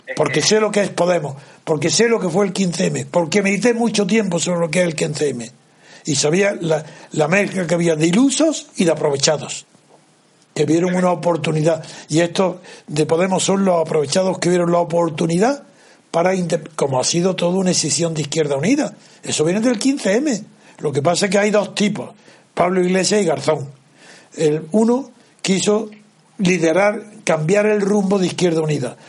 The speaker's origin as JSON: {"language": "Spanish", "region": "Andalusia", "country": "Spain", "moved": "yes", "said": "yo soy andaluz como tú, pero tú eres ejerciente, yo no, yo estoy excedente. Yo vivo fuera de Andalucía"}